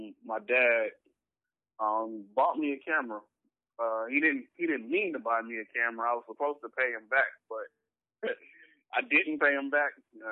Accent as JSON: {"language": "English", "town": "Los Angeles", "region": "California", "country": "United States", "tie": "born or raised there", "said": "In L.A., I'm from West L.A., La Brea in Washington, South Orange Drive to be specific."}